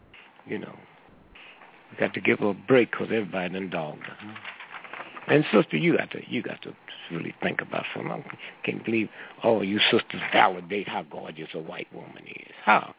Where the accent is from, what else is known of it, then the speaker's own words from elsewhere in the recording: St. Louis, Missouri, United States; moved away; Every time I go to my hometown, I sit my watch back 3 hours.